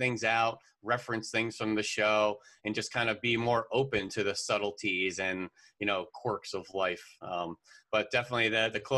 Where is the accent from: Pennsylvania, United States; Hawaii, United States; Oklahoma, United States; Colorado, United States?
Pennsylvania, United States; the Poconos, Northeast; also born or lived in Philadelphia; I grew up in Northeast Pennsylvania in the Poconos